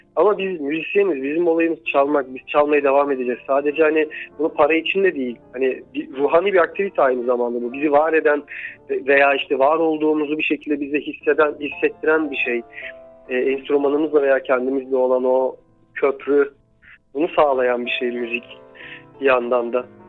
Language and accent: Turkish; Giresun, Turkey; moved away; çocukluğunun ya da 20 yaşına kadarki hayatının bir kısmı e, Giresun'da geçen birisi olarak